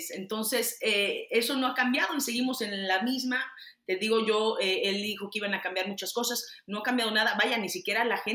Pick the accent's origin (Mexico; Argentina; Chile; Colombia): Mexico; o estamos porque soy mexicana, aunque esté de este lado